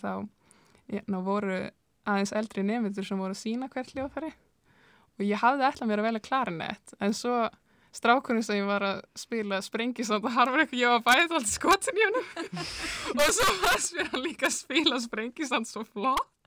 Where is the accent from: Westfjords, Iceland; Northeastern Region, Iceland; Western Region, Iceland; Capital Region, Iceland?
Northeastern Region, Iceland; Húsavík; moved away; er frá Húsæk og það hefur nú verið einna ríkasta harmonöku hefðin á landinu í þingjasíslum